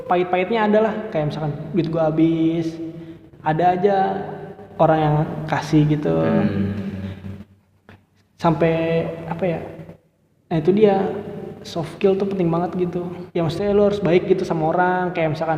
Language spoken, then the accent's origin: Indonesian; Bekasi, West Java, Indonesia; gue dari Bekasi nih gue kan awalnya tuh pengen daftar apa ya kuliah aja gitu